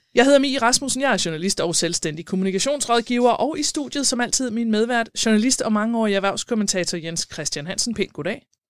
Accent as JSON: {"language": "Danish", "region": "South Zealand", "country": "Denmark", "moved": "yes", "said": "jeg kommer fra Sydsjælland, og når jeg er nede øh, omkring på mine forældres egen øh, syd for Næstved"}